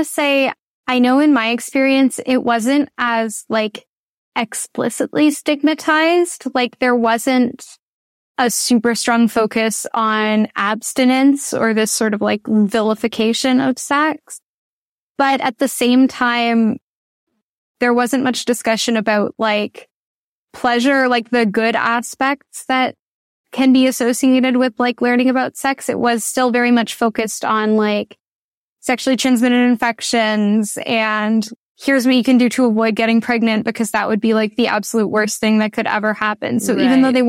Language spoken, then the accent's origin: English; Ottawa, Ontario, Canada; I grew up in Ottawa